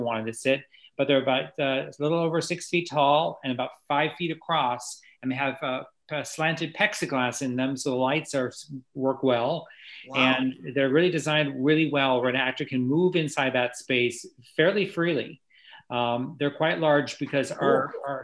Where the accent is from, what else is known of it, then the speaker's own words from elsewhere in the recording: New York, United States; moved away; I'm from New York originally